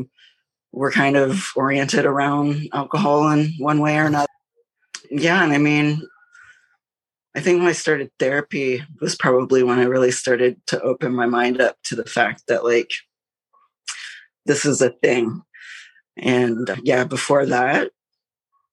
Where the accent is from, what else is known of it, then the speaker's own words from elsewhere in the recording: Toronto, Ontario, Canada; I'm from Toronto, Ontario, Canada